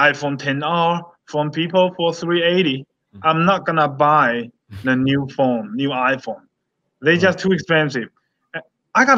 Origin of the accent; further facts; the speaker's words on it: United States; I'm American. I'm Chinese American. I'm still American